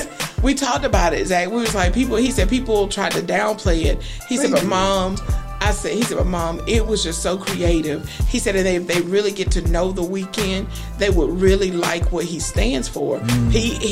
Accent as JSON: {"language": "English", "town": "Greenville", "country": "United States", "tie": "born or raised there", "said": "I was born and raised in West Greenville, and during middle school, my mom moved to Greenline. So from sixth grade to 12, I was on Greenline, and then when I graduated, I moved back to West Greenville."}